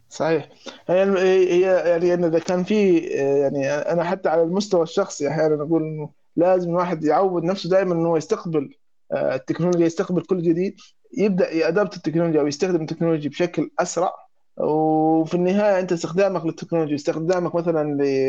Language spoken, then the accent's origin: Arabic; Egypt; عندنا في مصر